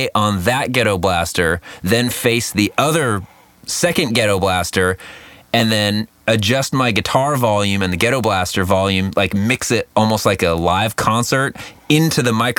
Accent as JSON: {"language": "English", "town": "Costa Mesa", "region": "California", "country": "United States", "tie": "born or raised there", "said": "I grew up in Costa Mesa"}